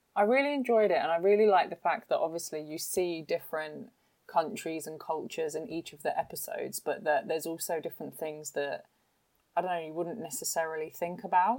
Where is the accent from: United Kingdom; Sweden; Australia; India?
United Kingdom; I'm British